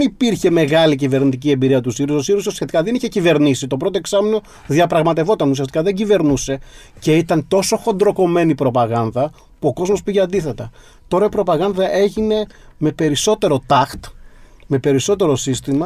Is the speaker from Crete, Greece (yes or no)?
no; my village in western Messinia, Peloponnese, Greece; στο χωριό μου στη δυτική Μεσσηνία